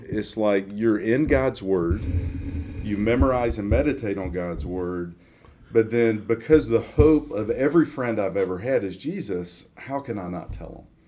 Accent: Atlanta, Georgia, United States; grew up in Atlanta, Georgia, in the suburbs of Atlanta, and grew up like most people in the South

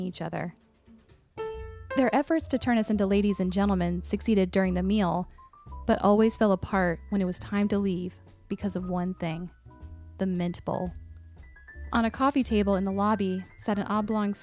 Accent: Raleigh, North Carolina, United States; When I was a child growing up in Raleigh, North Carolina

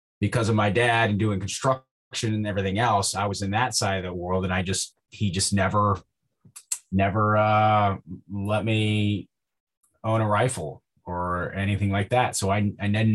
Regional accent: Northwest Ohio, United States; I grew up in Northwest Ohio. I grew up on a farm.

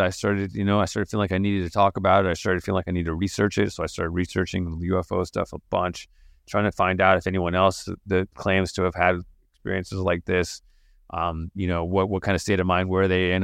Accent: Santa Fe, New Mexico, United States; also born or lived in England; I grew up in Santa Fe, New Mexico

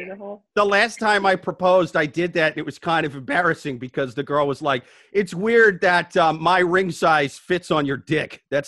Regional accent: Midwest, United States; Yeah, dude, I'm from the Midwest. That's the traditional way.

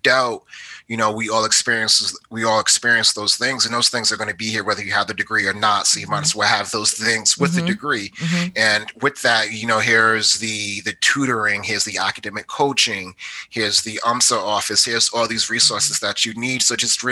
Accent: Providence, Rhode Island, United States; moved away as an adult; also born or lived in Georgia / Missouri / North Carolina; now in Richmond, United States; I am from Providence, Rhode Island

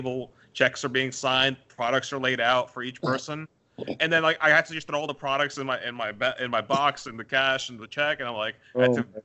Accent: New York, United States; it's in my hometown

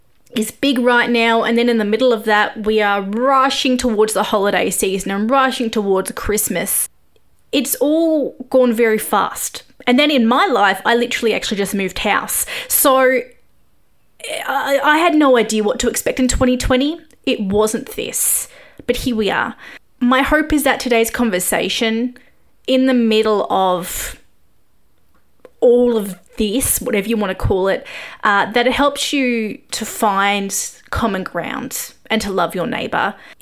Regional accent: Australia; I am an Aussie journalist and expat when COVID isn't happening

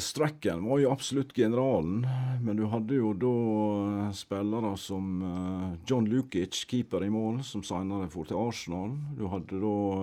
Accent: Norway; Vi kom jo da fra Norge

